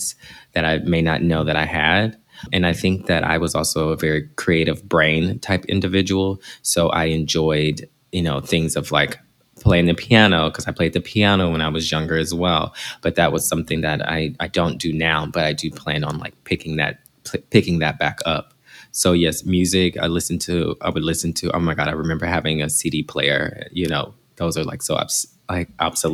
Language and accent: English; Galveston, Texas, United States; now in Los Angeles, United States; I was born here in Los Angeles, California, but I was raised in Texas, in Galveston, Texas. And so I moved to Texas at a young age, like maybe 3 years old